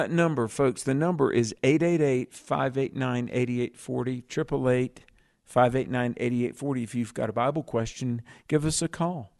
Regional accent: the South, United States; accent: Southern; also born or lived in Colorado; I'm from the South

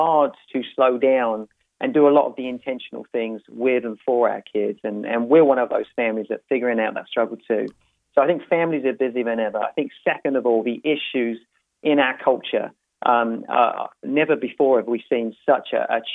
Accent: United Kingdom; moved away as an adult; So originally, I'm from the London area, just outside of London in England.

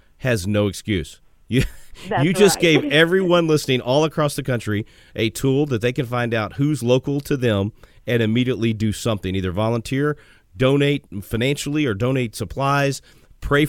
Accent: Texas, United States; As a Texan

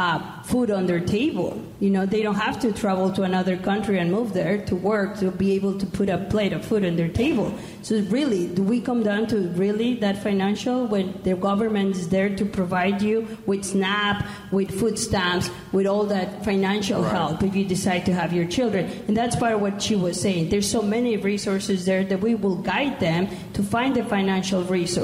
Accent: Mexico; accent: Mexican; English is a second language; now in United States; I'm Mexican, if my accent didn't give me away.

